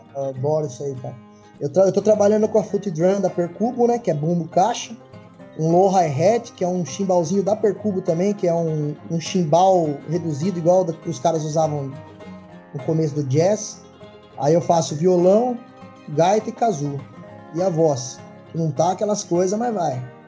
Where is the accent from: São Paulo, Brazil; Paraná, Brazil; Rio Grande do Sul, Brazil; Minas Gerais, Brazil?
São Paulo, Brazil; Itu; eu sou de uma cidade interior aqui na, em Itu